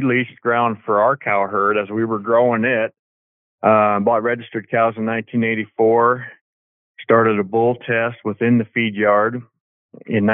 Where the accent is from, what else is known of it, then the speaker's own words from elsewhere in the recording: Dillon, Montana, United States; I'm from Dillon, Montana. My family and I ranch here and have my whole life.